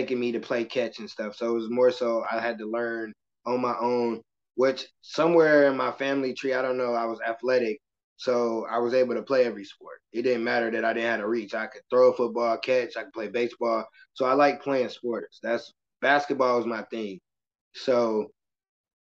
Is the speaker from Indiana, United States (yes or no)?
yes; Michigan City, Indiana, United States; I'm from Michigan City, Indiana. It's a very small town